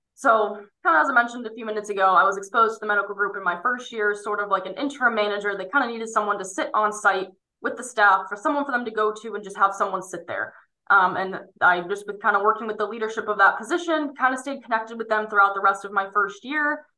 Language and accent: English; State College, Pennsylvania, United States; my hometown around um, State College, Pennsylvania